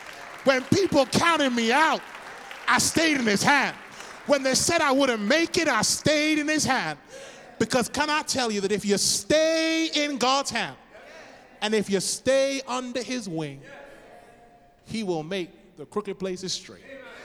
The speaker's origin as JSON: {"language": "English", "region": "England", "country": "United Kingdom", "said": "Said, I'm from England, don't have much money."}